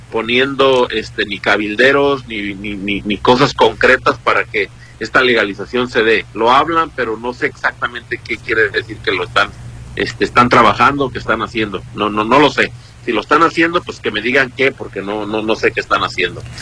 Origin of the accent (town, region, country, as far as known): Mexico; now in United States